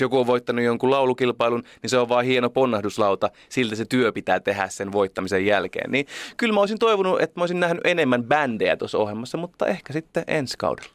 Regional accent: Oulu, North Ostrobothnia, Finland; moved away; mä oon Oulusta

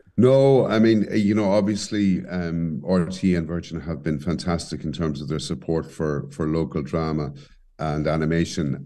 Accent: Cobh, Munster, Ireland; moved away as an adult; also born or lived in Caribbean; now in Cork, Ireland; growing up in Cove and the Harbour area

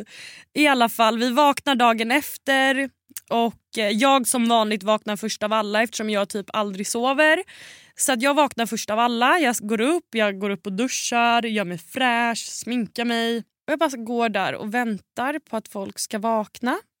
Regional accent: Sweden; hemma i Sverige

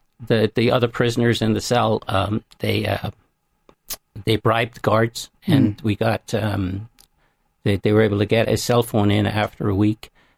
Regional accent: Ireland; And when I walked across the border to no man's land, I was greeted with as royalty, as being Irish.

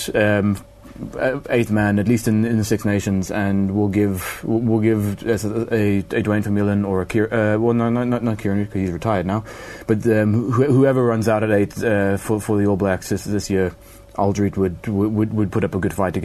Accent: South Africa; As a South African

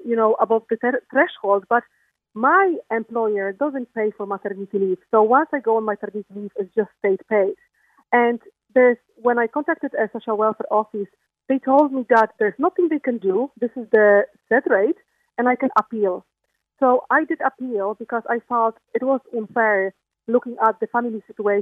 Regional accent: Poland; now in Ireland; I'm coming from Poland

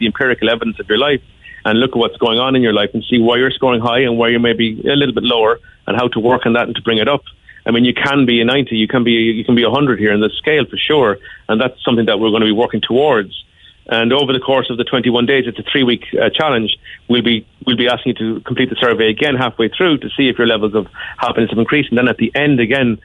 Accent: Ireland; as Irish people

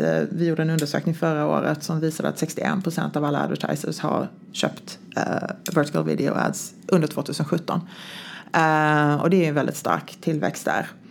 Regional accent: Sweden; now in United States; jag var svensk

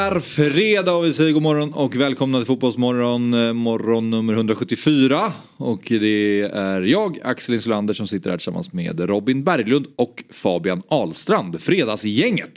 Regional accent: Stockholm, Stockholm County, Sweden; Stockholms stadsbibliotek ligger mig väldigt nära, nära hjärtat för det är precis där jag växte upp

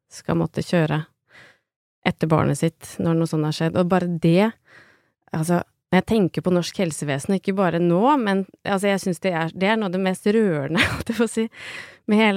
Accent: Lillehammer, Innlandet, Norway; jeg er hjemme på Lillehammer, hvor jeg kommer fra, altså, med, og sitter sammen med moren og faren min og spiser reker

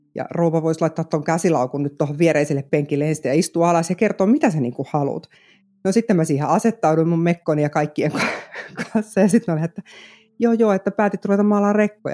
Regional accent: Vantaa, Uusimaa, Finland; moved away as an adult; now in South Ostrobothnia, Finland; mä oon itse Korsosta siis kotosin, Vantaalta

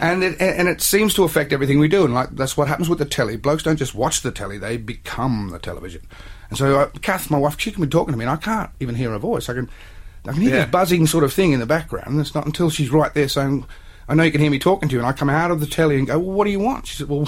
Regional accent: Australia

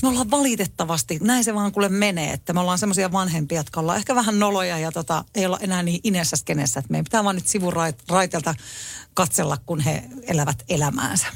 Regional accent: Tampere, Pirkanmaa, Finland; meillä Tampereella

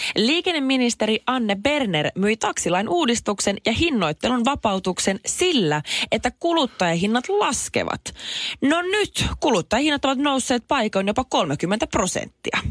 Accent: Jyväskylä, Central Finland, Finland; mun rakas kotikyläni, Jyväskylä

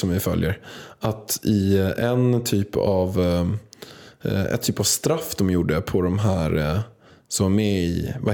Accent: Vaxholm, Stockholm County, Sweden; För att min mormor kommer från Vaxholm.

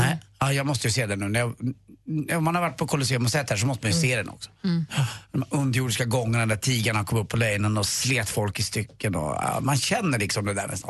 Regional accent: Stockholm, Stockholm County, Sweden; där jag var uppväxt då på Östermalm

